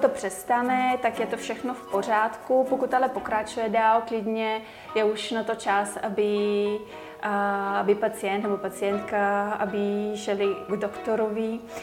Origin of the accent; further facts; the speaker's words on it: Bulgaria; Czech is a second language; moved away as an adult; now in Czech Republic; já jsem původem z Bulharska, asi už to cítí, že nejsem rodinným Čech